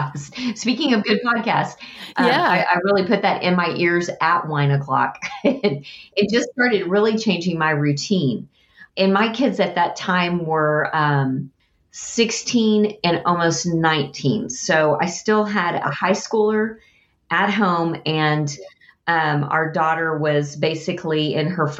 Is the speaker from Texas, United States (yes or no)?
yes; Texas, United States; I'm a Texan.